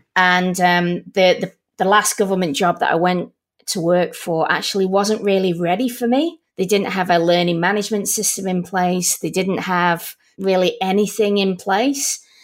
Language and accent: English; Manchester, North West England, United Kingdom; now in Melbourne, Australia; Originally from Manchester